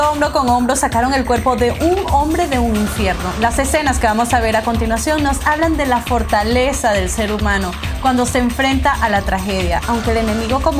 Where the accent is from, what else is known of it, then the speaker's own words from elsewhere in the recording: Colombia; soy colombiana y, venezolana, venezolana exactamente, sudamericanas